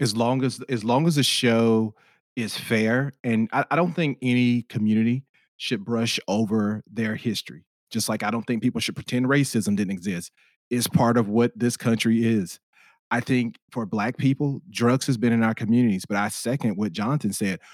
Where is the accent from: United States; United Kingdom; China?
United States; Spartanburg, South Carolina; moved away as an adult; now in Los Angeles, United States; I'm from the Spartanburg area of South Carolina